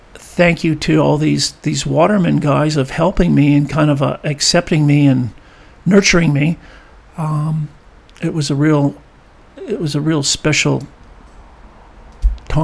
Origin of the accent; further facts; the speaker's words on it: California, United States; I grew up in the South Bay, which I told you, which I explained